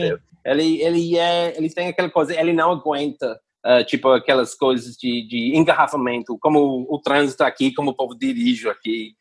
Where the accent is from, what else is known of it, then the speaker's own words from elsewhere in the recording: England, United Kingdom; Portuguese is a second language; moved away as an adult; now in Ceará, Brazil; eu sou inglês